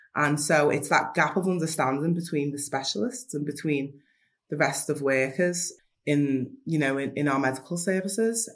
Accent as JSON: {"language": "English", "town": "Liverpool", "region": "North West England", "country": "United Kingdom", "said": "I'm from Liverpool 8 from Toxteth"}